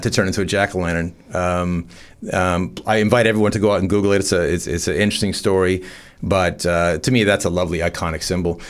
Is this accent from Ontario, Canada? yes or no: yes; farm town north of Toronto, Ontario, Canada; moved away as an adult; also born or lived in Bondi; now in Newcastle, Australia; growing up in Canada, uh, about an hour on a f, farm town north of Toronto